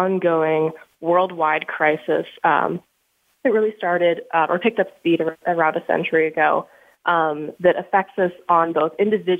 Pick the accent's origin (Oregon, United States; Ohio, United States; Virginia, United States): Oregon, United States; Bend; moved away as an adult; also born or lived in Steamboat Springs, Colorado; now in Boulder, United States; I'm from Bend, Oregon, but originally born in Steamboat Springs, Colorado